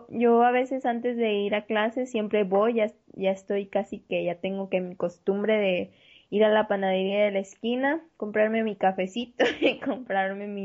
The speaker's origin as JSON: {"language": "Spanish", "country": "Mexico", "said": "nosotros, como mexicanos, nuestros antepasados tenían la costumbre de lavarse"}